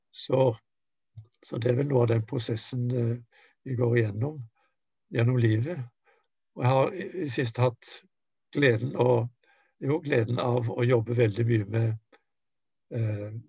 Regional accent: Norway; moved away as an adult; also born or lived in Japan; jeg kom fra Norge med min kristen tradisjon

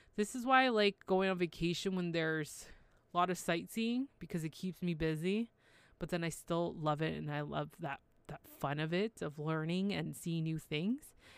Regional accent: Toronto, Ontario, Canada; I'm from Toronto, Canada

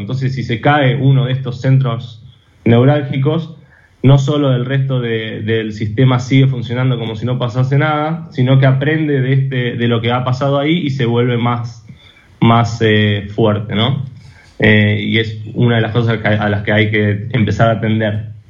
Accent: Argentina; como personas argentinas y como argentinos, como empresas argentinas

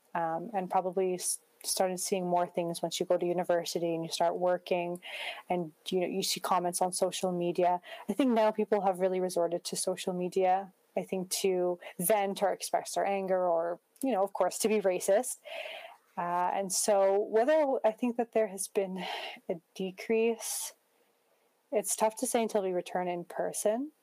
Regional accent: Prince George, British Columbia, Canada; growing up as a Muslim in Prince George, it was a strong part of my identity.

